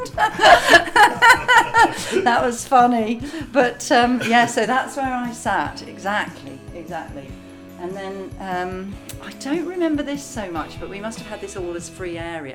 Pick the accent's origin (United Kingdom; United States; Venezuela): United Kingdom; England; I came over from England on an English speaking union scholarship programme